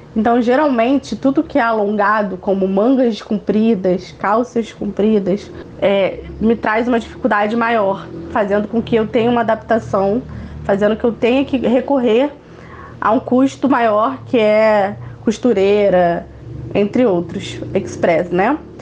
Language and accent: Portuguese; Niterói, Rio de Janeiro, Brazil; sou do Rio de Janeiro, da cidade de Niterói